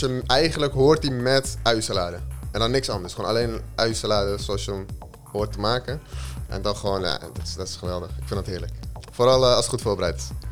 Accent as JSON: {"language": "Dutch", "town": "Zaandam", "region": "North Holland", "country": "Netherlands", "tie": "born or raised there", "said": "geboren en getogen in Zaandam op 4 augustus 1996"}